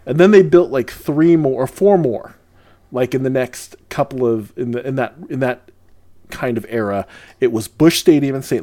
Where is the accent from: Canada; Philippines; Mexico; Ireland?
Philippines; Lucena, Calabarzon; moved away; I was born in the Philippines